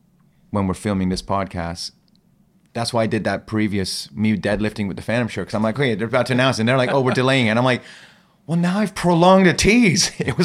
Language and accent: English; Ostia, Lazio, Italy; also born or lived in Iran; That was my first home. Because I was when I was born in Iran, I was probably there 2-3 months, and that's it. And then Italy for the first 2-3 years of my life.